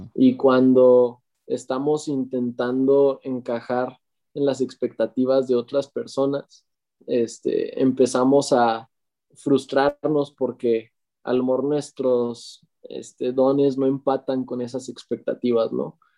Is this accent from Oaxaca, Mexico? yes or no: no; Morelia, Michoacán, Mexico; soy de Morelia, México